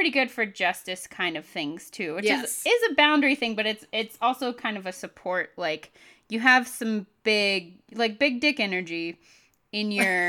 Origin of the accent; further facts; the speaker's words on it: Ireland; And I am Irish, so I'm just missing something.